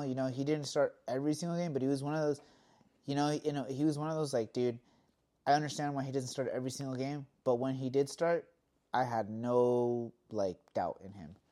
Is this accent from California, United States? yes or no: yes; Southern California, United States; us growing up in California